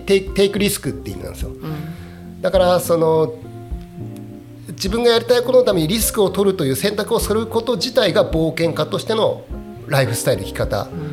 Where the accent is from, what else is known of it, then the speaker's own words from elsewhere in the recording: Akita, Japan; 僕と同じ地元秋田出身